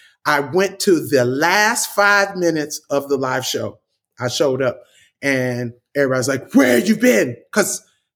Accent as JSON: {"language": "English", "town": "Compton", "region": "California", "country": "United States", "said": "I'm from Compton"}